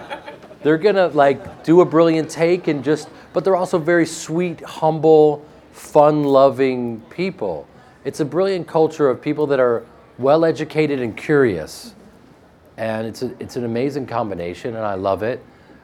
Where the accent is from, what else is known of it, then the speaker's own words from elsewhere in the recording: Chicago, Illinois, United States; Growing up in Chicago myself, I went to Marshall Fields, and I was a part of this place that he built.